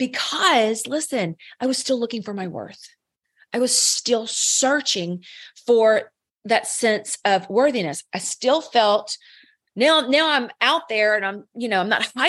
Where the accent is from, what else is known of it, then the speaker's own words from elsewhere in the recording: the South, United States; I'm from the South